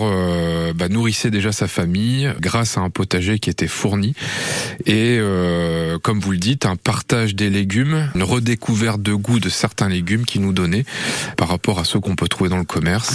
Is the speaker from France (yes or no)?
yes; northern France, France; moved away; also born or lived in Creuse; Je viens d'une autre région, un peu plus au, nord, je viens du nord de la France.